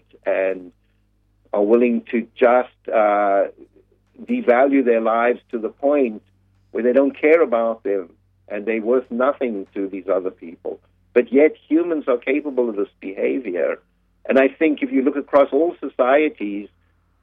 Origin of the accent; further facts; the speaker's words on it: South Africa; moved away as an adult; now in United States; I was born in South Africa and I lived there for the first 30 years of my life.